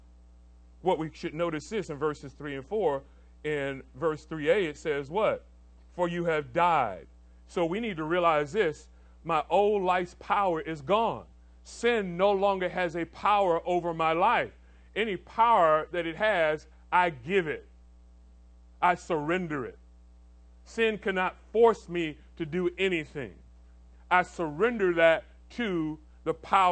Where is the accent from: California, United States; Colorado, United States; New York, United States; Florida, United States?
Florida, United States; Orlando; now in Tampa, United States; I grew up in Orlando.